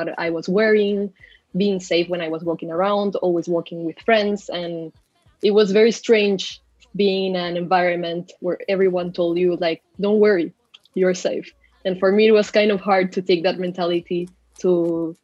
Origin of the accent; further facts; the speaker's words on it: Peru; moved away as an adult; now in Toronto, Canada; in Peru I didn't face all of the stereotypes of Latinas